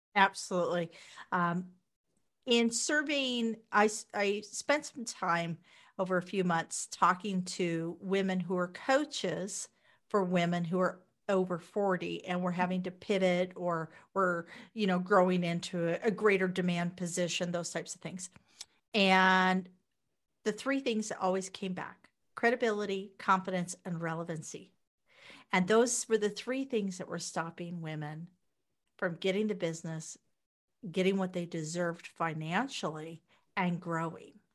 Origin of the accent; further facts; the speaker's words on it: Wichita, Kansas, United States; moved away as an adult; also born or lived in Las Vegas, Nevada; now in Canada; I'm originally from Wichita, Kansas.